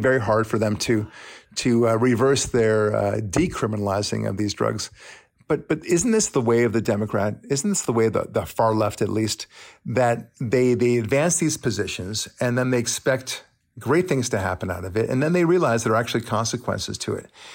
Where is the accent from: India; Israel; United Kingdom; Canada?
Israel; now in United States; I'm from Israel.